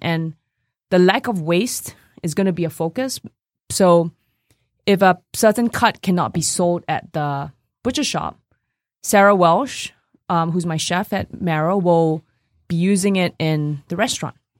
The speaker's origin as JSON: {"language": "English", "country": "Singapore", "tie": "born or raised there", "also_born_or_lived": "New York, United States", "moved": "yes", "lives_now": "Detroit, United States", "said": "when I grew up in Singapore"}